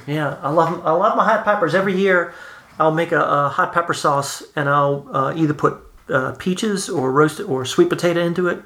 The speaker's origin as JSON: {"language": "English", "region": "South Louisiana", "country": "United States", "said": "I'm from South Louisiana"}